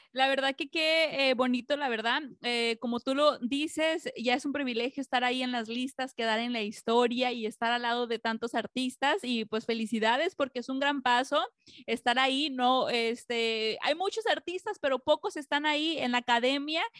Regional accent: Acapulco, Guerrero, Mexico; now in Los Angeles, United States; yo nací en Acapulco

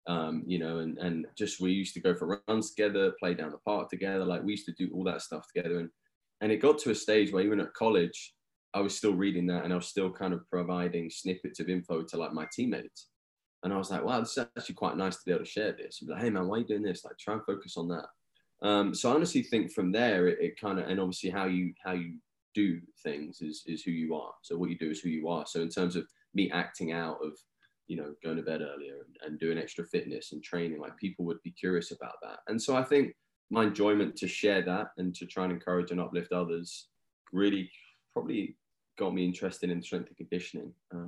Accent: England, United Kingdom; now in United States; The accent is a little bit different. So I'm from England.

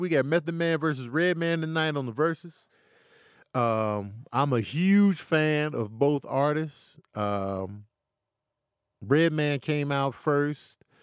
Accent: Grand Rapids, Michigan, United States; I was born in Grand Rapids, Michigan, raised here

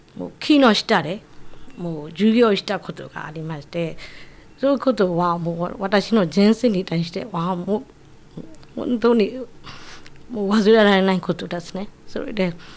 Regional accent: Yangon, Yangon Region, Myanmar; Japanese is a second language; moved away as an adult; also born or lived in Miyagi, Japan; now in Okinawa, Japan; ヤンゴンの出身です。

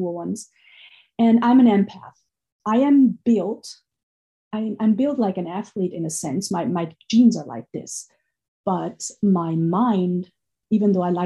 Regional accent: Austria; moved away; I grew up in Austria, and Austria is at the surface a very rich country

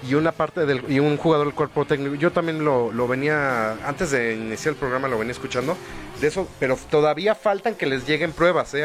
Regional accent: Mexico; como mexicanos

